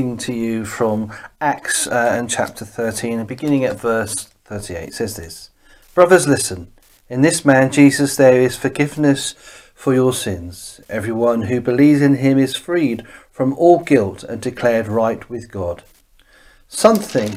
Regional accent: Bournemouth, South West England, United Kingdom; moved away; also born or lived in West Ewell; we come from Bournemouth as a family

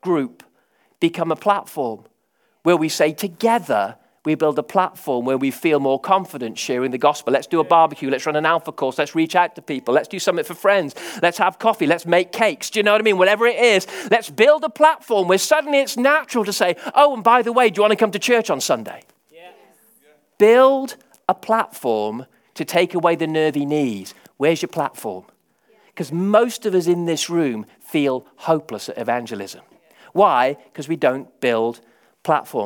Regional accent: England, United Kingdom; I'm English.

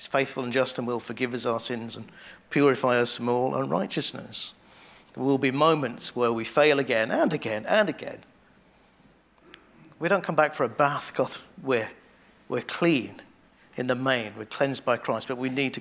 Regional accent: England, United Kingdom; we're English

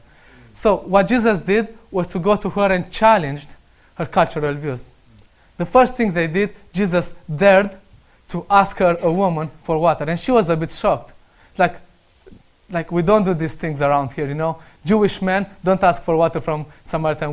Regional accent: Romania; English is a second language; moved away; I'm Romanian and I still need to work on my accent.

